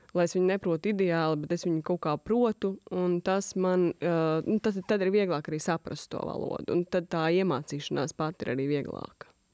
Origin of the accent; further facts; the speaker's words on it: Latvia; es esmu latviete, ka es esmu no Latvijas